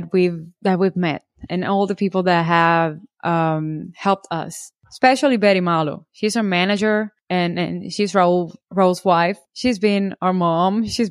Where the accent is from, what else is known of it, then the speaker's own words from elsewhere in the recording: Cuba; English is a second language; moved away as an adult; It's a year and a half now since we came from Cuba.